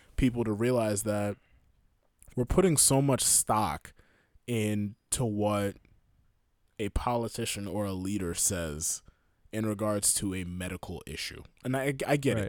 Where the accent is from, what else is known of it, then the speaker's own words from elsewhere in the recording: United States; I'm an American